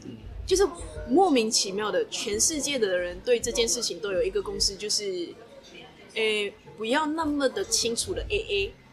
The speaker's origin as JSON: {"language": "Chinese", "country": "Malaysia", "moved": "yes", "lives_now": "Taiwan", "said": "我一个马来西亚人"}